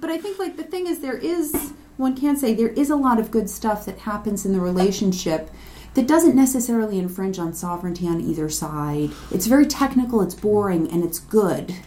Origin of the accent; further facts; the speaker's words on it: United States; I'm American